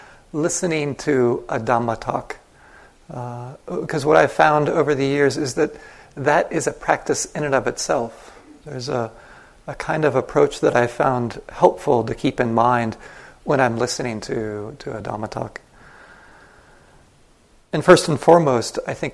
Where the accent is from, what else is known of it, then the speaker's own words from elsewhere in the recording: United States; first language English; I grew up in the United States. My first language is English